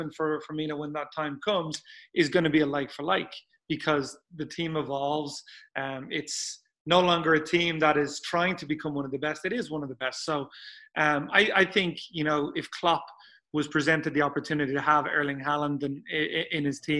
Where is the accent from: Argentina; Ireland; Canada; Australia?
Ireland; Dublin, Leinster; I grew up in Dublin